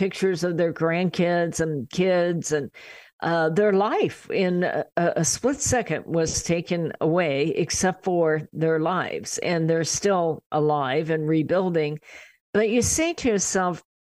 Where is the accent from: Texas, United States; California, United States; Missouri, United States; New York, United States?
California, United States; Riverside; we're from Riverside in California